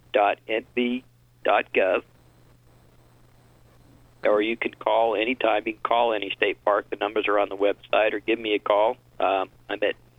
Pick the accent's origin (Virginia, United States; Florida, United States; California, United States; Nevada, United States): Nevada, United States; Reno; I was born in Reno